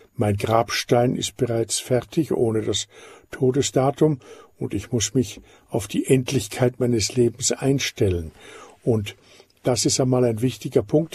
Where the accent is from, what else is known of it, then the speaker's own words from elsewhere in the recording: Austria; ich bin Österreicher und in Österreich sind sogar die Führung der Titel vom Staat her nicht erlaubt und ich bin daher ganz aufgewachsen ohne aristokratische Titel